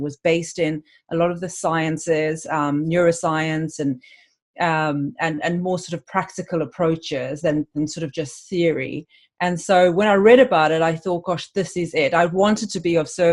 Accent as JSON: {"language": "English", "town": "Cape Town", "region": "Western Cape", "country": "South Africa", "moved": "as an adult", "lives_now": "London, United Kingdom", "said": "I'm actually originally from Cape Town in South Africa, but I've lived in London for 23 years."}